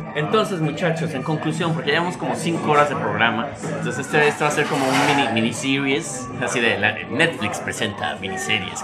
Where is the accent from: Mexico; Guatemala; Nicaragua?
Mexico; now in New York, United States; yo soy un güey mexicano haciendo música